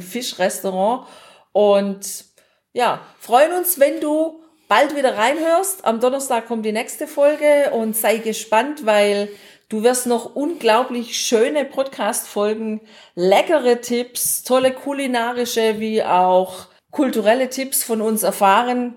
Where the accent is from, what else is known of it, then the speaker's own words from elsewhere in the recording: Germany; bei uns in Deutschland